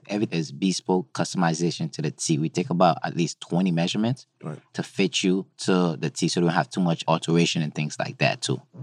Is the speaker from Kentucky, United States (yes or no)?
no; New York City, New York, United States; also born or lived in Haiti; I was born in Haiti, grew up in Brooklyn, went to school upstate New York